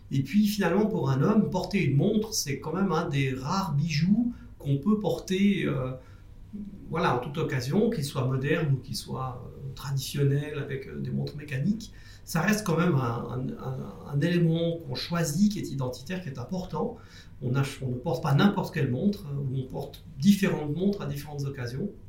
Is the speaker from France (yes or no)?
no; Jura, Switzerland; born there; also born or lived in Zurich; on habitait Zurich à l'époque. Mhm. Moi je suis né dans le Jura en Suisse.